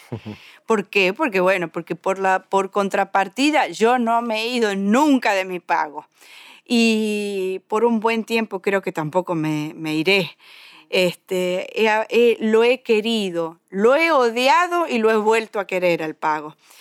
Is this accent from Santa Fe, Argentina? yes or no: no; Tortuguitas, Buenos Aires Province, Argentina; puedo decir que soy conurbanense porque desde esos dos años en adelante nunca me fui del pago